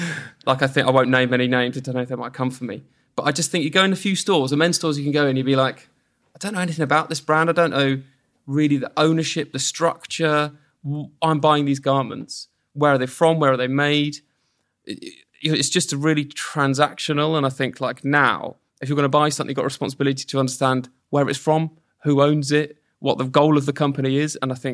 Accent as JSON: {"language": "English", "town": "Portsmouth", "region": "South East England", "country": "United Kingdom", "tie": "born or raised there", "said": "I grew up in Portsmouth, so you know it's a bit better."}